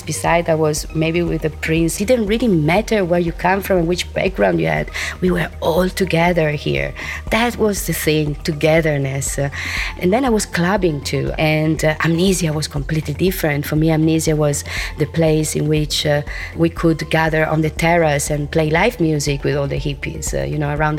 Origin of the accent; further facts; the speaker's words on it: Italy; moved away as an adult; now in Ibiza, Spain; Well, I've been living here since 33 years, as I told you, and I was born in Italy. But the first time I came here, I was 21